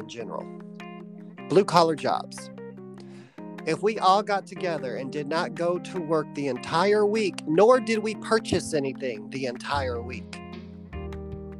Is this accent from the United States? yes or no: yes; United States; as an American